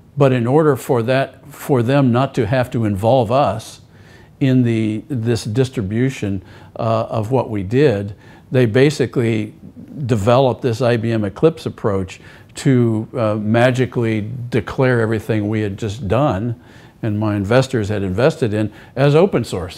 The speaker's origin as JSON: {"language": "English", "country": "United States", "said": "As an American"}